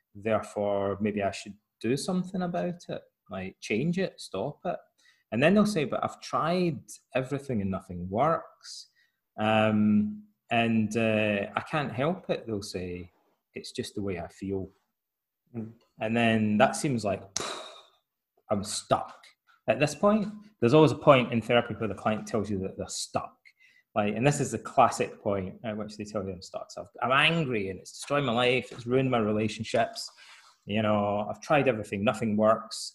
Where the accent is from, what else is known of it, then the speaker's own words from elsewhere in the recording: Scotland, United Kingdom; moved away as an adult; also born or lived in Aberdeen; now in Athens, Greece; in Scotland, uh, my hometown, most of my friends' fathers were Freemasons